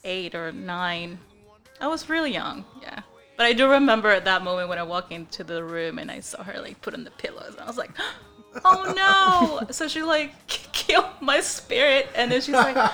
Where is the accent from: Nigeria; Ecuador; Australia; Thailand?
Ecuador; also born or lived in New York; now in Texas, United States; I grew up in Ecuador